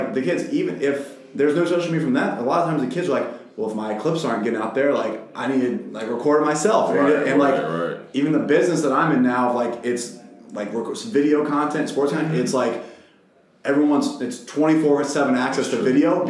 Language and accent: English; Harrisonburg, Virginia, United States; I grew up in Harrisonburg, Virginia, where it's just a small college town